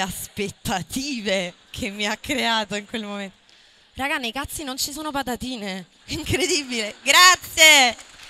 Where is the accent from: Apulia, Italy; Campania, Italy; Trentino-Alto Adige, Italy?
Campania, Italy; Marigliano; io sono nata e cresciuta a Marigliano perché i miei genitori sono di là